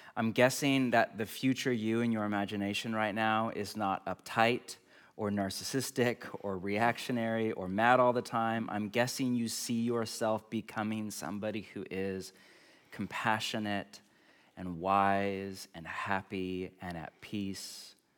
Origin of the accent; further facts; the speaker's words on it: California, United States; moved away; I grew up in California